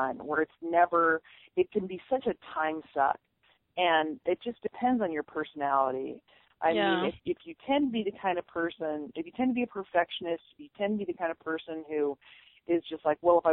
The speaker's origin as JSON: {"language": "English", "town": "Boise", "region": "Idaho", "country": "United States", "tie": "born or raised there", "also_born_or_lived": "Salem, Oregon", "said": "I am from Boise, and I graduated from Bora High School, a public high school over here"}